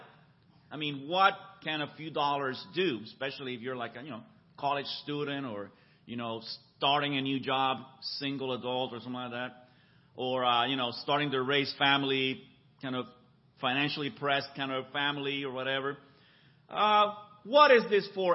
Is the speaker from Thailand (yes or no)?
no; Puerto Rico; moved away as an adult; also born or lived in San Francisco, California / Boston area, Massachusetts / Mexico City, Mexico; now in Orange County, United States; I was actually born in San Francisco. I'm a native Californian. I grew up in Puerto Rico, where I went to college and met my wife